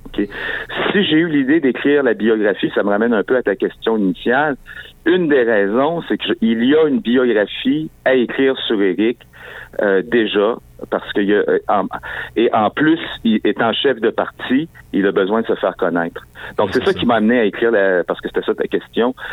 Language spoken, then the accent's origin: French; Quebec City, Quebec, Canada; moi j'étais de Sainte-Foy à Québec